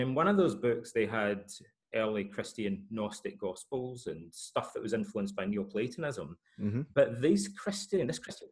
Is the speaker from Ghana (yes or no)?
no; Scotland, United Kingdom; Freemasonry is part of the culture in parts of Scotland. And in my hometown, most of my fathers were Freemasons.